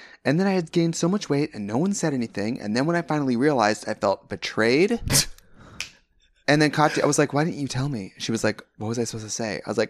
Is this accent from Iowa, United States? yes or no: no; Wisconsin, United States; But I'm from Wisconsin. But I'm from Wisconsin, and my body's like, okay, you're 29 now.